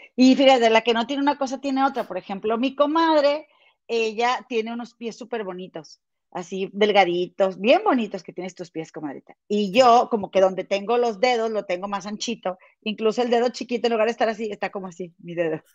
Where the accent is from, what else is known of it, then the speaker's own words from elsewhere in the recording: Monterrey, Nuevo León, Mexico; moved away; somos de Monterrey